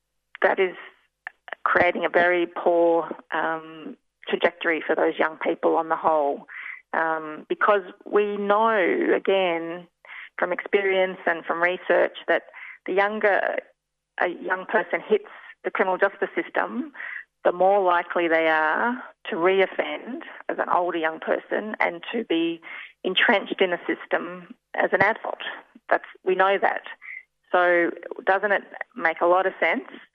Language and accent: English; Australia; we as Australian citizens